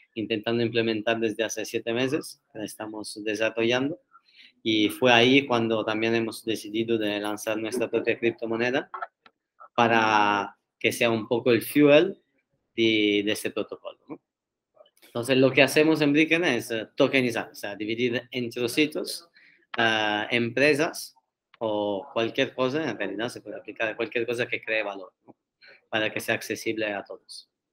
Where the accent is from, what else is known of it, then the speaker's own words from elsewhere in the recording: Turin, Piedmont, Italy; Spanish is a second language; moved away as an adult; now in Barcelona, Spain; me mudé aquí a Barcelona hace seis años casi, o sea, después de los primeros tres años de universidad en Turín